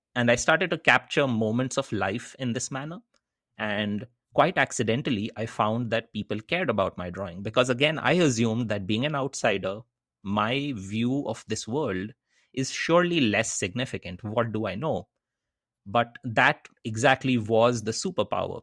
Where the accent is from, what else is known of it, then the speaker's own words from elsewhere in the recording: Kolkata, West Bengal, India; moved away as an adult; also born or lived in Netherlands / United States; I grew up in Calcutta in eastern India.